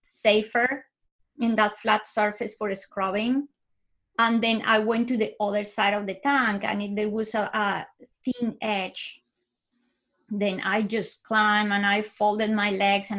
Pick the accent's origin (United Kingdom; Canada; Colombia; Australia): Colombia; Bogota; moved away; I was born in Bogota, Colombia. I lived with my parents and my sisters